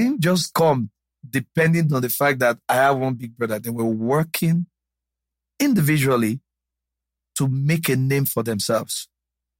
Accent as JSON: {"language": "English", "town": "Ifon", "region": "Ondo", "country": "Nigeria", "said": "I'm from Ifon in Ose local government area of Ondo State"}